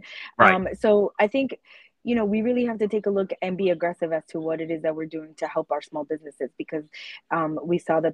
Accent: Pawtucket, Rhode Island, United States; I'm from Pawtucket

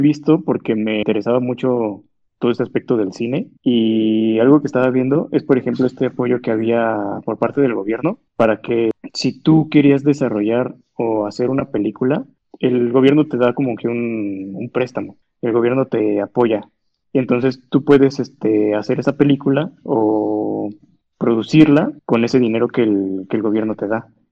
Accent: Mexico; como mexicanos

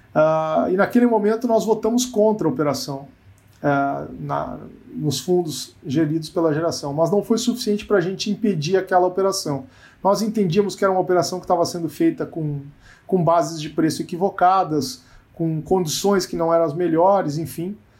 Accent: Rio Grande do Sul, Brazil; eu sou muito perguntado, né, como gaúcho

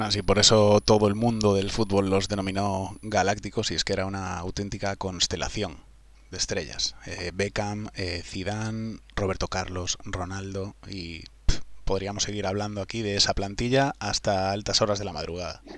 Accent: Vigo, Galicia, Spain; yo soy de Vigo

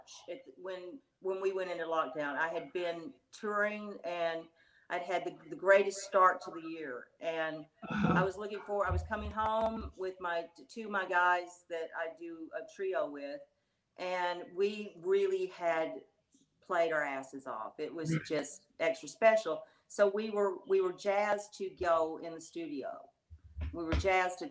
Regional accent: United States; also born or lived in London; I was born right down the street from where I live now.

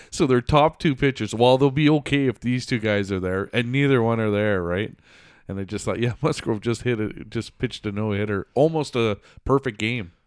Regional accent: Canada; as a Canadian

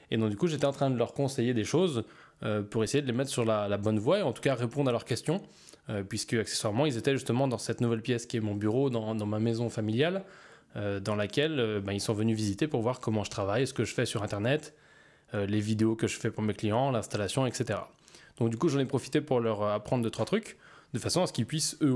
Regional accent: Auvergne-Rhône-Alpes, France; je suis simplement euh, entre Lyon et Saint-Étienne, dans ma ville natale où je suis euh, bah, dans le centre caisse de mes parents et où je passe du temps en famille.

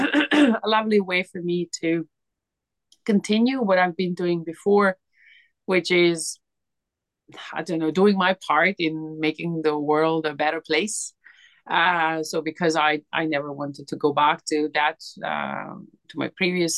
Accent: Serbia; moved away as an adult; now in United Kingdom; I'm originally Serbian

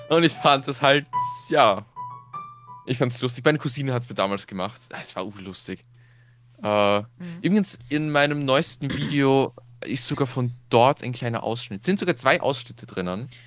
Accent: Austria; Bei uns in Österreich

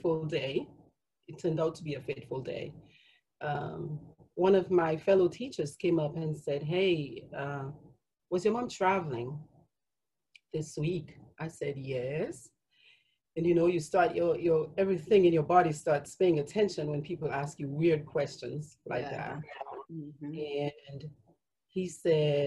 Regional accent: Dominica; born or raised there; moved away as an adult; now in Atlanta, United States

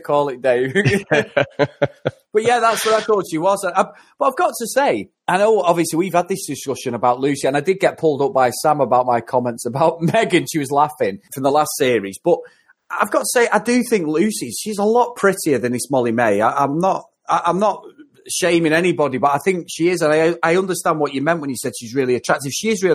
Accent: Manchester, North West England, United Kingdom; I live in Manchester and I've grown up all my life

